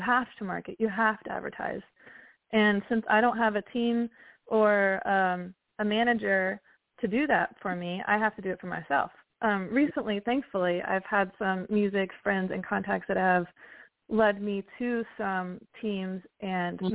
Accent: West Virginia, United States; moved away; growing up in West Virginia

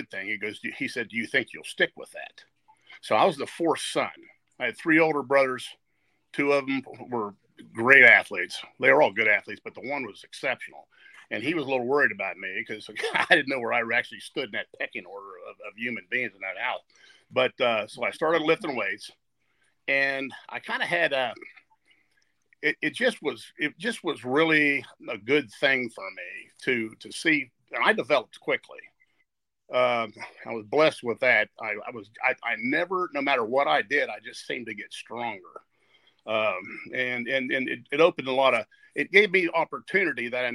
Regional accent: New Martinsville, West Virginia, United States; New Martinsville, West Virginia, is one of these places that on Friday night, everybody was at the football game

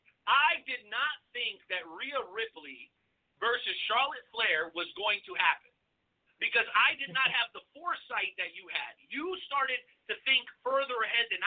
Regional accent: Mexico; moved away; my home country, the beautiful country of Mexico.

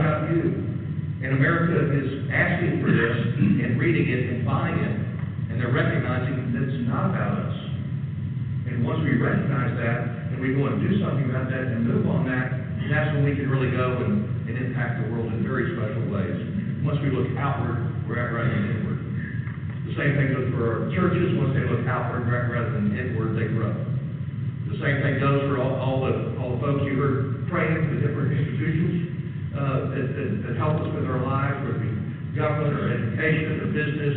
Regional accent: United States; growing up in the United States

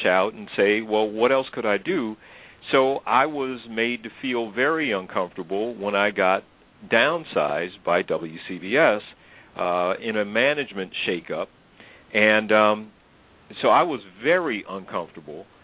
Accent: Illinois, United States; I grew up in Illinois, went to school in at a private college in southern Illinois

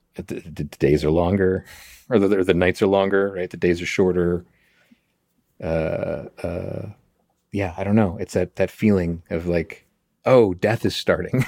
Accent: Chicago, Illinois, United States; moved away; I was born in Chicago. I moved around all over it

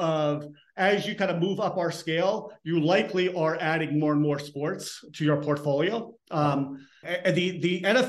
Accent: Elmsford, New York, United States; I'm from Elmsford

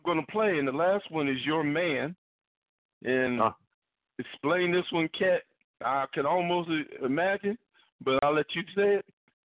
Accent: Steubenville, Ohio, United States; is from my hometown I grew up in.

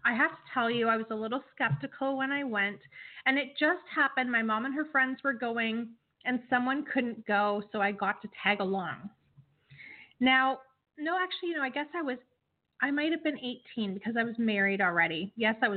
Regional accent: Canada; as a Canadian

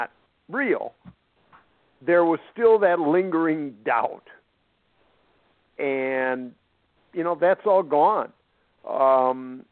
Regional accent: Minnesota, United States; being a Minnesotan

